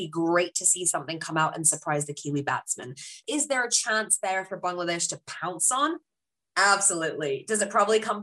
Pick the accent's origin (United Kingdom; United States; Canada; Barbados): United Kingdom; now in New Zealand; as a British Pakistani